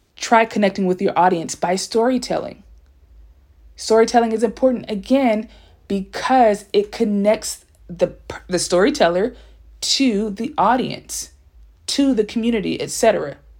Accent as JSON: {"language": "English", "town": "Compton", "region": "California", "country": "United States", "tie": "born or raised there", "also_born_or_lived": "South Korea", "first_language": "English", "said": "born in Los Angeles, California, by way of Compton"}